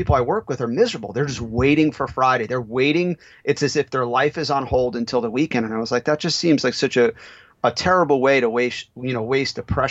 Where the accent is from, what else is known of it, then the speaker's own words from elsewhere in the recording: Italy; moved away; I'm from Italy